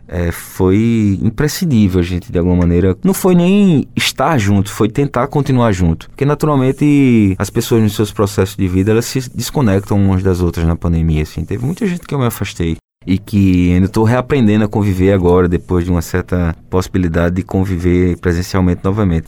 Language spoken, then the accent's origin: Portuguese; Paraíba, Brazil; fui passar uma temporada fora do país e, estando distante, eu nunca me aproximei tanto da Paraíba